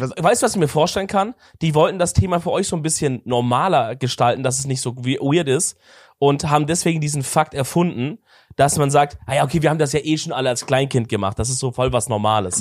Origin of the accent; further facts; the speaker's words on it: Swabia, Baden-Württemberg, Germany; ich komme halt aus dem Schorbeländle